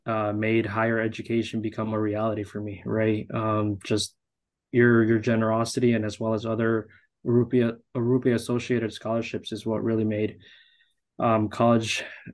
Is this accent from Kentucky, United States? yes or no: no; Chicago, Illinois, United States; also born or lived in Aguascalientes, Mexico; I was born in Aguascalientes, Mexico, came to the U.S. at a young and conscious age of 1.5. resided in beautiful city of Chicago and basically have been here my whole life, right?